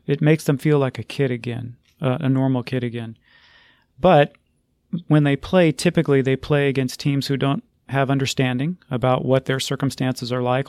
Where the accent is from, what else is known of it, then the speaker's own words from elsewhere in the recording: Texas, United States; my home state, the state of Texas